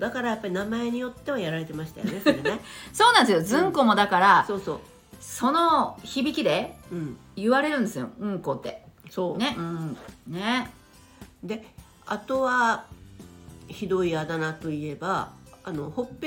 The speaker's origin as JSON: {"language": "Japanese", "region": "Kyushu", "country": "Japan", "said": "明海の沿岸なんですよ。おおのりですね。"}